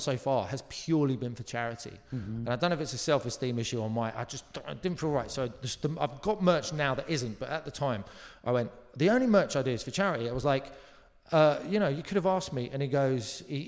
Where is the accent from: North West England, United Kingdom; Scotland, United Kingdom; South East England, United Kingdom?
South East England, United Kingdom; Surrey; I'm from Surrey